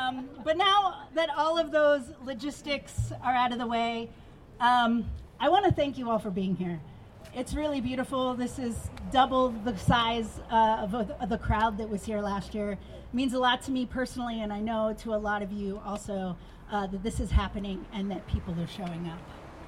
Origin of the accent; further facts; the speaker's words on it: Florida, United States; now in Nevada City, United States; I mean like my home state of Florida